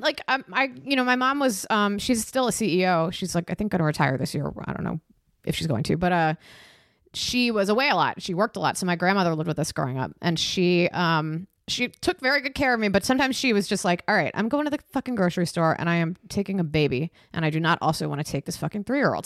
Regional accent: Takoma Park, Maryland, United States; also born or lived in Silver Spring, Maryland / Vermont; I grew up in Tacoma Park

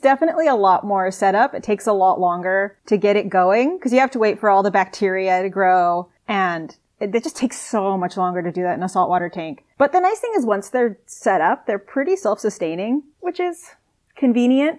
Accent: Albuquerque, New Mexico, United States; moved away as an adult; now in Sydney, Australia; I actually grew up in Albuquerque, New Mexico, really far away from the ocean.

